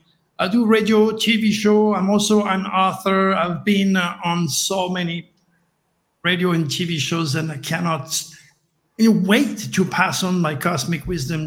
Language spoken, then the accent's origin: English; Provence-Alpes-Côte d'Azur, France; moved away; I am from the south of France. I was born in Provence, like Nostradamus, the great prophet, and I spent pretty much all my life, I'm now 73 years old